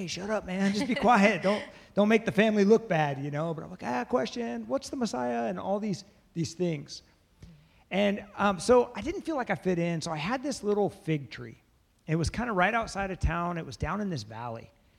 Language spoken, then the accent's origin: English; Bethesda, Maryland, United States; We come from the same neighborhood, kind of. We're all from Bethesda